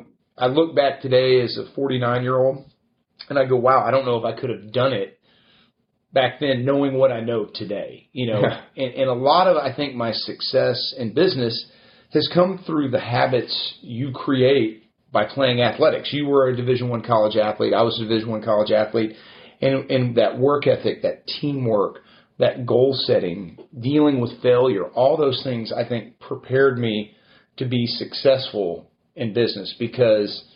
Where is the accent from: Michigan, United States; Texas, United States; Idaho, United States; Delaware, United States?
Texas, United States; Alvin; also born or lived in Houston, Texas / Anaheim, California; We grew up in Alvin, Texas. I was born here in Houston